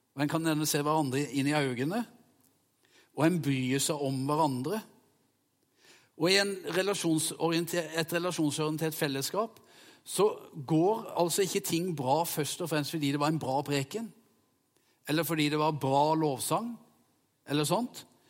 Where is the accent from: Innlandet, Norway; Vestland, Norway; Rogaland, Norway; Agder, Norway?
Agder, Norway; Vegårshei; jeg sprang i skauen sammen med hjemme på Vegårshei